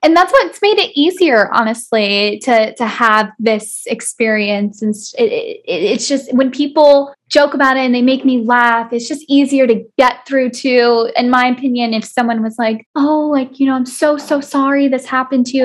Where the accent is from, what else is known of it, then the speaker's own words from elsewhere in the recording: South Florida, United States; I was born and raised in South Florida